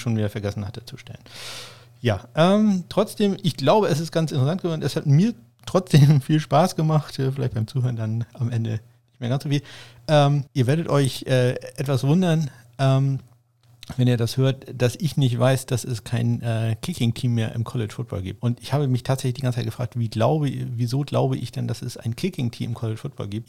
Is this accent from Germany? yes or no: yes; Northern Germany, Germany; zumindest ich als Norddeutscher